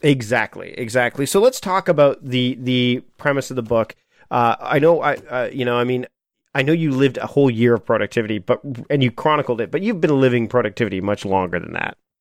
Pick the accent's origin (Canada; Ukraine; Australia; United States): Canada; as a Canadian